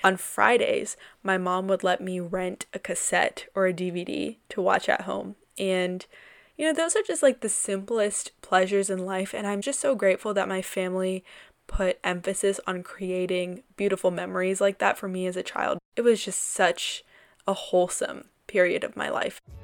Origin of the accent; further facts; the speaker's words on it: South India, India; I am a darker skinned Indian woman. I'm South Indian